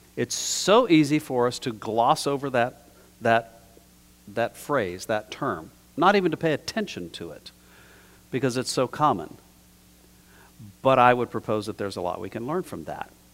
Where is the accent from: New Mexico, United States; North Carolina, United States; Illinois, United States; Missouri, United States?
New Mexico, United States; I was taught growing up in New Mexico in a pretty traditional environment